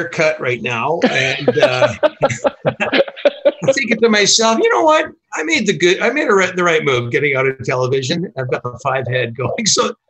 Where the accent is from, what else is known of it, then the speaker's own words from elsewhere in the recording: Vancouver, British Columbia, Canada; I grew up in Vancouver.